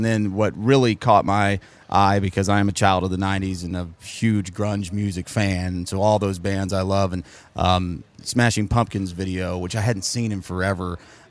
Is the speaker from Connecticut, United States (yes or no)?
no; Oceanside, California, United States; moved away; I'm from originally Oceanside, California, just outside of San Diego